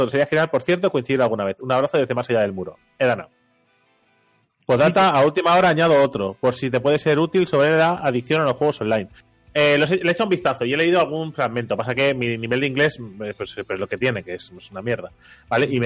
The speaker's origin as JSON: {"language": "Spanish", "region": "Catalonia", "country": "Spain", "said": "Bueno, yo digo papel porque soy catalán y se escribe igual."}